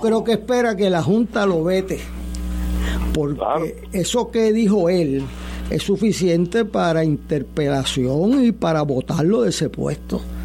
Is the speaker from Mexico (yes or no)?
no; Puerto Rico; como puertorriqueño